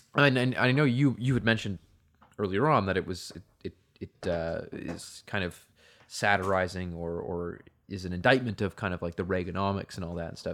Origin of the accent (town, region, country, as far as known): Canada